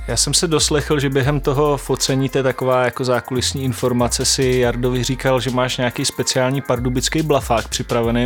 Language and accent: Czech; Šumperk, Olomouc Region, Czechia; já pocházím ze Šumperka